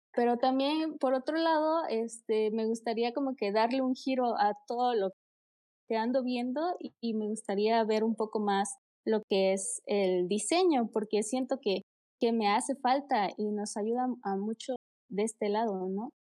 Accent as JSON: {"language": "Spanish", "region": "Oaxaca", "country": "Mexico", "said": "yo soy de Oaxaca, México."}